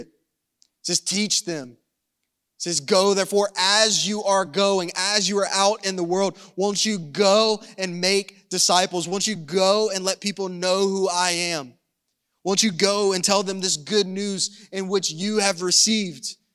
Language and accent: English; the South, United States; I'm from the South